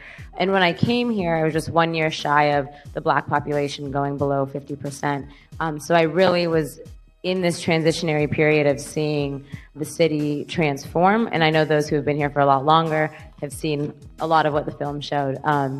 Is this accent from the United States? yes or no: yes; Southern California, United States; moved away as an adult; now in Washington, D.C., United States; I'm from California, Southern California, and when I had initially moved to D.C. for school in 2010